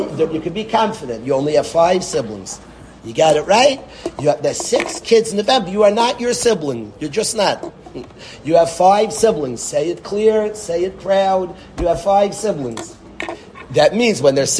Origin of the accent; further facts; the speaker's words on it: Lakewood, New Jersey, United States; I was born in Lakewood